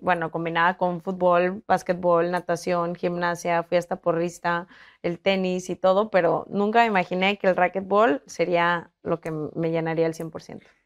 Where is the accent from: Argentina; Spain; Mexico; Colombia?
Mexico; San Luis Potosí; moved away as an adult; now in Monterrey, Mexico; Yo soy originaria de San Luis Potosí